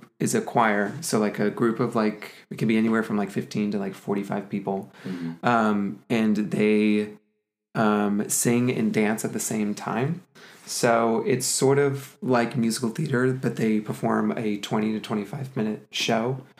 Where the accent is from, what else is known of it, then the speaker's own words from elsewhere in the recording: Birmingham, Alabama, United States; now in Atlanta, United States; I grew up in Birmingham